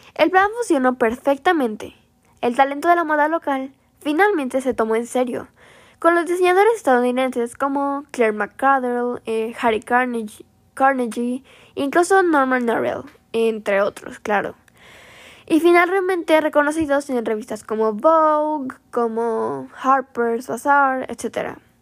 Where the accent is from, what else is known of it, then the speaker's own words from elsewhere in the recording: Veracruz, Mexico; ella es de Veracruz, de hecho, igual que yo